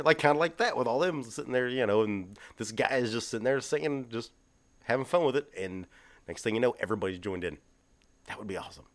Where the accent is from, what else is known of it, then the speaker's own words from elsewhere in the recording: Texas, United States; we're from Texas